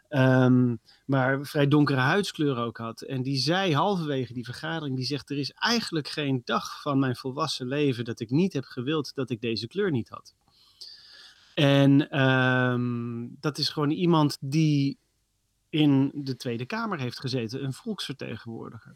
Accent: Netherlands; als Nederlanders

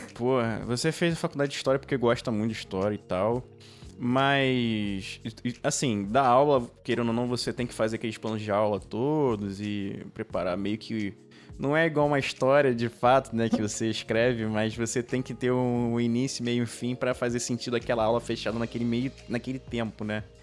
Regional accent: Rio de Janeiro, Brazil; a gente aqui do Rio de Janeiro, né? A, gente, a maioria aqui do Rio de Janeiro

